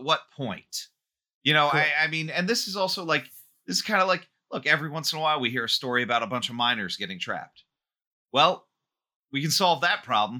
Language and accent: English; New York City, New York, United States; my growing up in New York